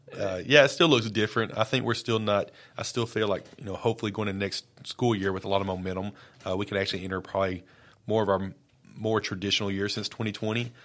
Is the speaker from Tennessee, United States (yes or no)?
yes; Lawrence County, Tennessee, United States; moved away as an adult; also born or lived in Brooklyn, New York / Maury County, Tennessee; I've been born and raised in Lawrence County